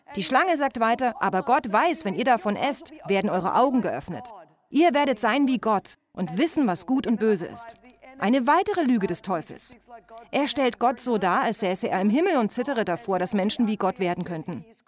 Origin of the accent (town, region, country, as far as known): Australia; accent: Australian; moved away